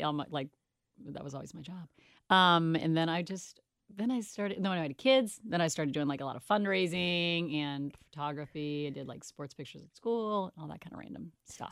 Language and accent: English; Cincinnati, Ohio, United States; born or raised there